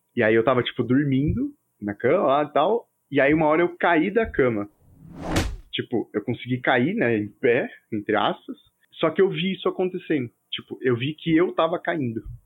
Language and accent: Portuguese; São Paulo, Brazil; a gente é aqui de São Paulo